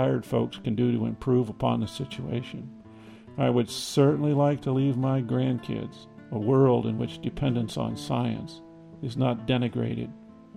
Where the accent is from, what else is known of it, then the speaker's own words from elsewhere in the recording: Iowa, United States; Growing up in Iowa